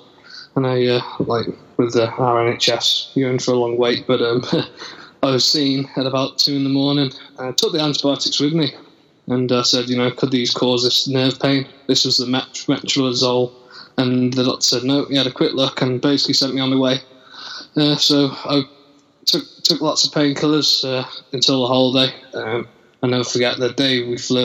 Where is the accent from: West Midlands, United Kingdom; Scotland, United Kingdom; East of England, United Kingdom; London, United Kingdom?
West Midlands, United Kingdom; Telford; I'm from the UK. I'm from Telford in Shropshire, not far from the main city in Birmingham